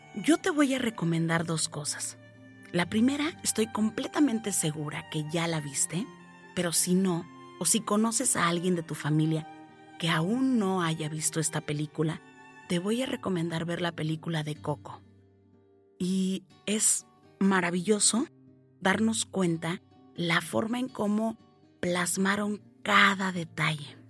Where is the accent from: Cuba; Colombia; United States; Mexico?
Mexico; En mi país, México